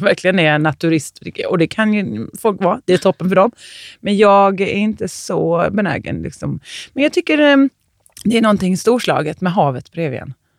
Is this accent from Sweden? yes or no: yes; Småland, Sweden; Jag är från Småland